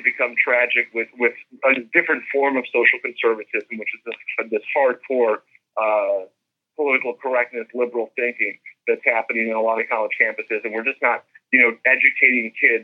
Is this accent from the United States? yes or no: yes; United States